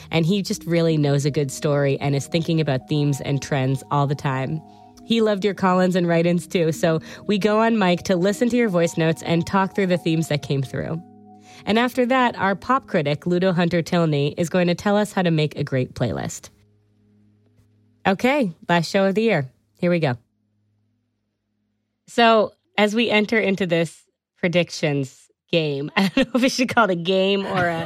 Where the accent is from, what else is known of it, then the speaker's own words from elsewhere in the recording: Bristol, South West England, United Kingdom; I'm from Bristol in the UK.